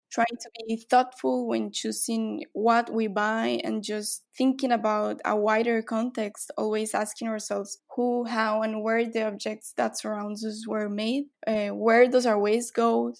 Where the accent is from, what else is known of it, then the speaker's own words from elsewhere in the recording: Guatemala; now in Brazil; I'm from Guatemala, but right now I live in Brazil